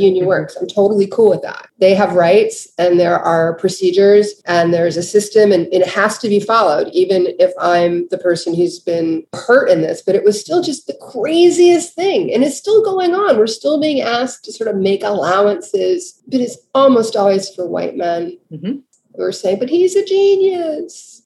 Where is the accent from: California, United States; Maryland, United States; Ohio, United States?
Maryland, United States; Baltimore; I grew up in Baltimore.